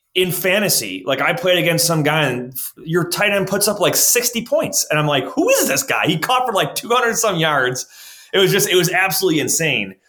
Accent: Orchard Park, New York, United States; Orchard Park, my hometown here in, in, Buffalo, Western New York

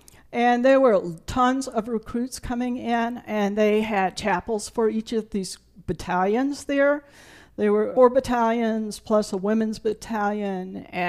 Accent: Burton, South Carolina, United States; I grew up in the Low Country of South Carolina. Up until the time I was in first grade, we lived in the town of Burton.

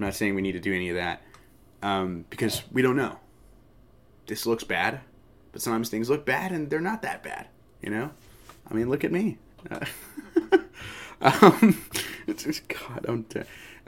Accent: United States; And it is Thanksgiving this week in America. That's where I'm from the States.

